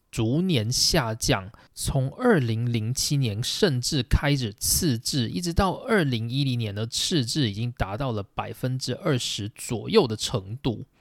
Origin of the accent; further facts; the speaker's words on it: Taiwan; 身为台湾人的我们